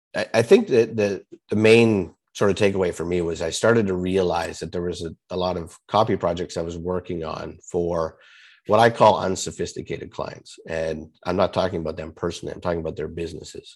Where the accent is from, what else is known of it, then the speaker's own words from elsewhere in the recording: Canada; I'm Canadian